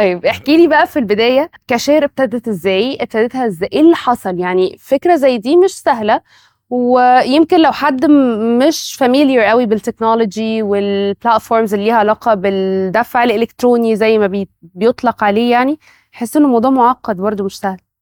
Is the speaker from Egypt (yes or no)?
yes; Egypt; احنا عندنا في مصر